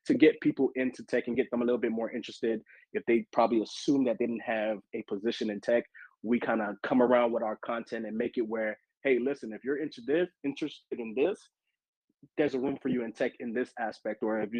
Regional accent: Miami, Florida, United States; moved away as an adult; now in Atlanta, United States; I am originally from Miami, Florida. I just recently moved a couple of years ago to Atlanta, Georgia

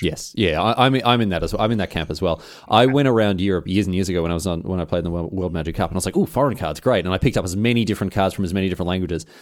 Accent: Melbourne, Victoria, Australia; fellow Australian, fellow Mel-, Melbourneian

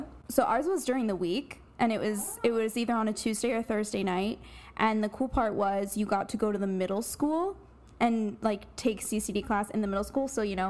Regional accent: Bucks County, Pennsylvania, United States; I'm from Pennsylvania

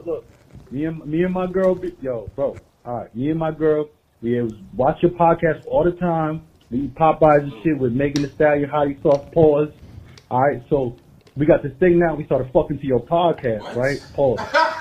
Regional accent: Georgia, United States; I'm from Georgia.

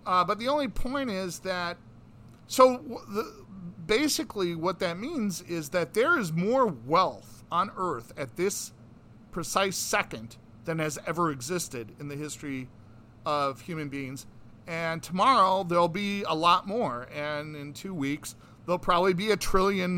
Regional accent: United States; also born or lived in New York City (lives near Columbia University); we were privileged to be born in the United States, and we're American citizens

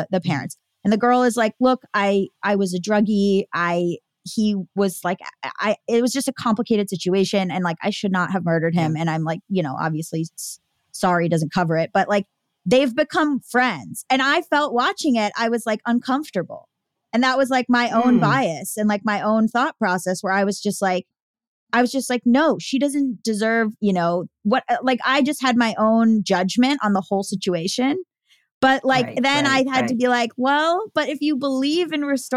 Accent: near Parkland, Florida, United States; near my hometown

